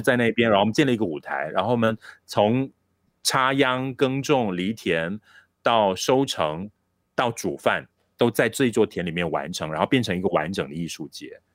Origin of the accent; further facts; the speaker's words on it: Malaysia; 这个项羽山，呃，虽然它是我成长的地方，我家乡的这个非常重要的一座地标